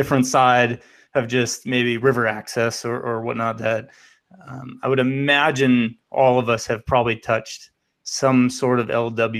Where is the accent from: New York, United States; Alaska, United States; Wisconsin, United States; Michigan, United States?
Wisconsin, United States; Northern; moved away; I'm from Northern Wisconsin originally.